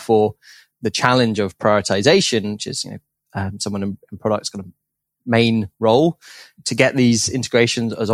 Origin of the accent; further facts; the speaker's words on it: United Kingdom; I grew up in just outside London in the UK